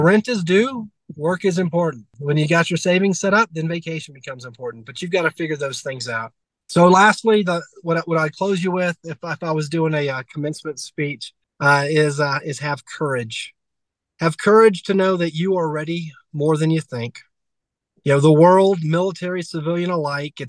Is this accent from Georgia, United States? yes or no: yes; Georgia, United States; I'm from Georgia